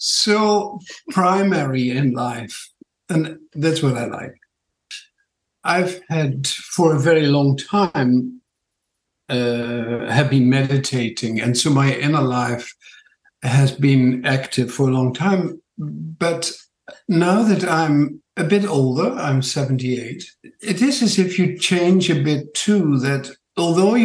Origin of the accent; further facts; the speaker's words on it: Netherlands; accent: Dutch; also born or lived in New Zealand; now in Tauranga, New Zealand; My funny accent is from Holland, and I've been here in New Zealand about 50 years now, or 48 years